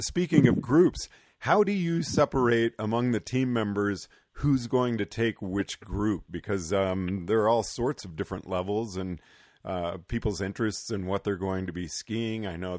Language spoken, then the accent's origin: English; the Northwest, Pacific Northwest, United States; growing up in the Northwest where tree line's around 6,000 feet